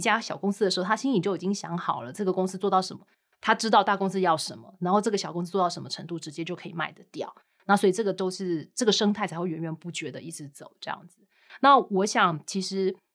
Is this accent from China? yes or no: no; Taiwan; 当然这跟我们台湾人的一些特性有一点关系，我不会，我不会太容易去跳槽